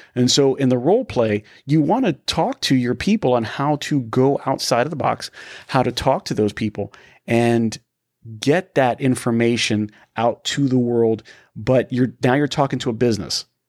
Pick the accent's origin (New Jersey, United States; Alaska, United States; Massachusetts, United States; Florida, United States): Florida, United States; Tampa; We are from the Tampa area, Danny